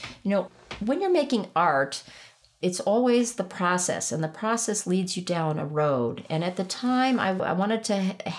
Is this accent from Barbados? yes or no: yes; Barbados; also born or lived in Caracas, Venezuela; I was born in Caracas, Venezuela. And we lived there until I was 5. And then we lived in Barbados.